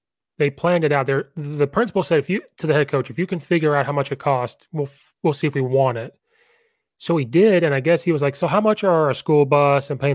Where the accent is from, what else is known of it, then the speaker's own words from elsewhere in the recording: Illinois, United States; moved away as an adult; now in Naperville, United States; I'm from a small town in between Danville and Champaign. And so I always had to finally say I'm from Champaign